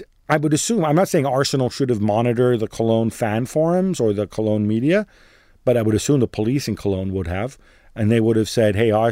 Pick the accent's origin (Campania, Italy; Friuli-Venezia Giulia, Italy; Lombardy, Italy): Lombardy, Italy; Milan; I'm from Milan